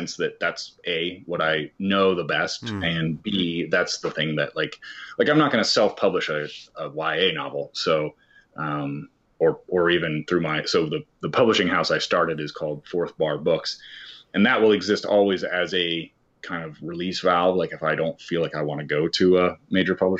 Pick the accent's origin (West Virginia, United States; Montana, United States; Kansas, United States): Kansas, United States; I grew up in Kansas